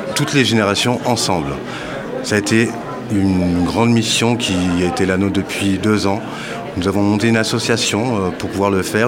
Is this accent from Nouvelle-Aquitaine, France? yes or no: no; Paris, Île-de-France, France; je suis parisien